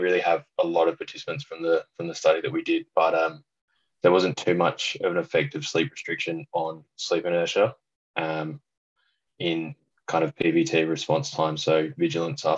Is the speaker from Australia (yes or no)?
yes; Adelaide, South Australia, Australia; also born or lived in England; I'm originally from England and moved over to Australia when I was about seven. So pretty much grew up in Adelaide, lived here ever since